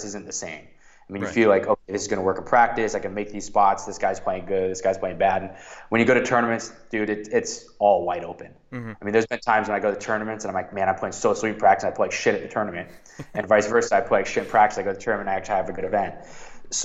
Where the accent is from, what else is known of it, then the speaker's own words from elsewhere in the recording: around the Ann Arbor, Detroit area, Michigan, United States; growing up in Michigan, actually, in – like around the Ann Arbor, Detroit area